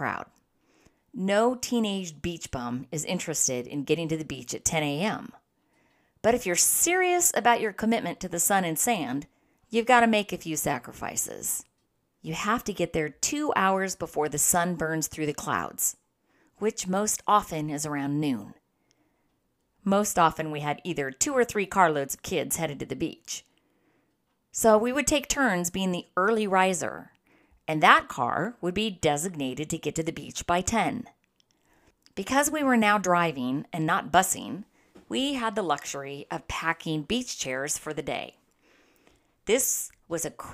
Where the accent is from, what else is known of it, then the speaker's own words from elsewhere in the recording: San Diego, California, United States; Growing up in San Diego, we found the beach to be our playground. Being local kids